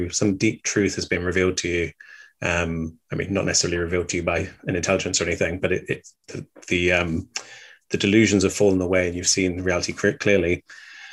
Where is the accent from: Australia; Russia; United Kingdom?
United Kingdom; England; growing up in England